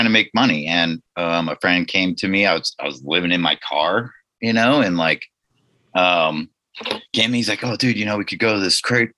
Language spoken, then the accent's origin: English; Nipomo, California, United States; I grew up in the Central Coast, California, kind of San Luis Obispo County, small town, Napomo